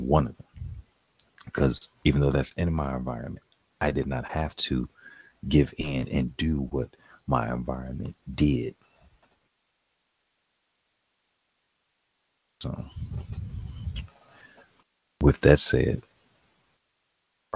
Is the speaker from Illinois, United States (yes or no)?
yes; Chicago, Illinois, United States; being raised in Chicago, even though it was still a lot of shootings